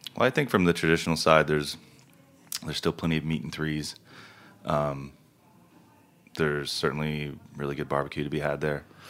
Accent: the Ozarks, northern Arkansas, United States; the foods that I grew up with in the Ozarks

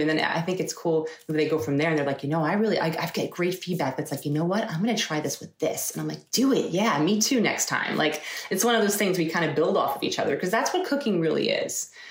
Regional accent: Eastchester, New York, United States; I grew up in, in New York, in Westchester, New York. Um, lived there my whole entire life from when I was five until uh, I left to go to school.

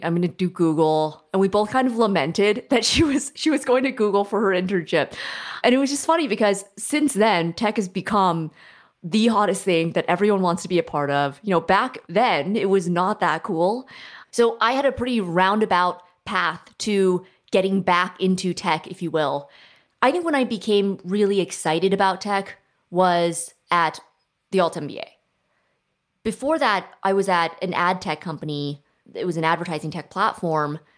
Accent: Silicon Valley, California, United States; moved away as an adult; now in Toronto, Canada; I grew up in Silicon Valley

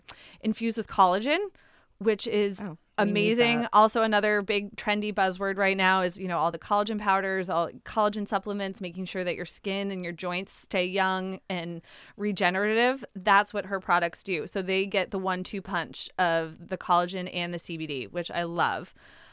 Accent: New England, United States; I'm born and raised in New England. I love being a New Englander. I wouldn't trade it in.

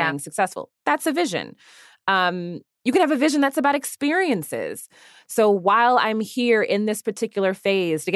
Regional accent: Washington, District of Columbia, United States; I grew up in the Washington, D.C. area

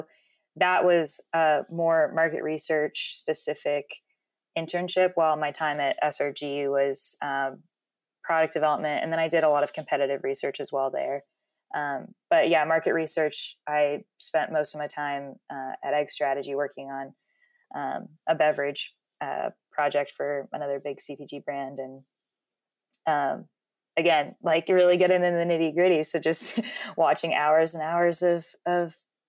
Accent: Dallas, Texas, United States; moved away as an adult; also born or lived in Colorado; I started my own little, business growing up in Dallas, when I was in high school

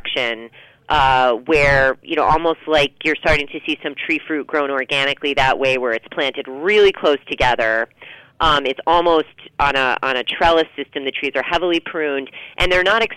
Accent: New England, United States; I'm from New England

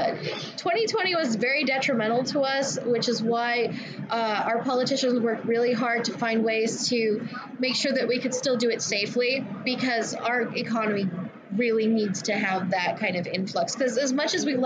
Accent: Riverside County, California, United States; I am from Riverside County

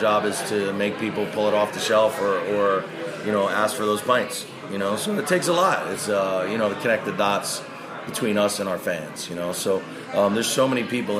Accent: New York, United States; moved away; I was born in New York and I have friends here

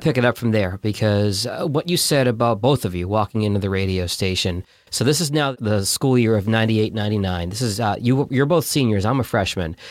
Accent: Boston, Massachusetts, United States; I'm from Boston.

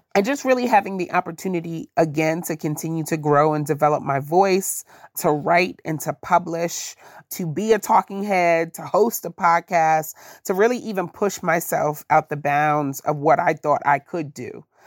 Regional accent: New York, United States; moved away as an adult; now in Silver Spring, United States; growing up in New York

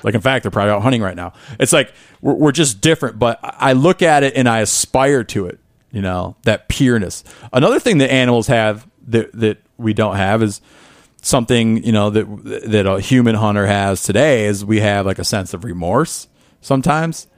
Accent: Northern Michigan, United States; I grew up in the Midwest

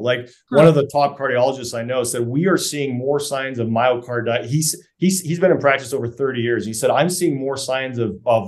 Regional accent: Canada; I'm a Canadian tree hugger by nature

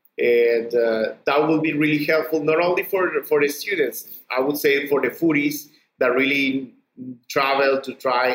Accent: Hidalgo del Parral, Chihuahua, Mexico; because I was born in Chihuahua. Actually, I'm from Parral, the south part of Chihuahua.

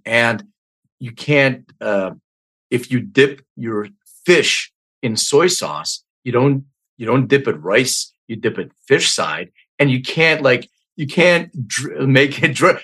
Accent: Philadelphia, Pennsylvania, United States; also born or lived in Bucks County, Pennsylvania; I grew up in Northeast Philly

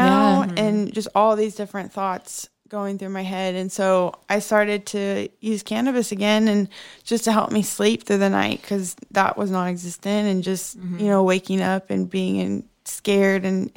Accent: Oklahoma, United States; I grew up in Oklahoma, very conservative family.

